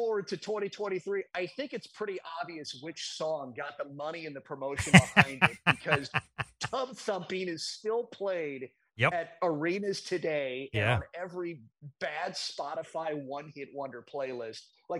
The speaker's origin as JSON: {"language": "English", "town": "St. Louis", "region": "Missouri", "country": "United States", "tie": "born or raised there", "said": "my hometown of St. Louis"}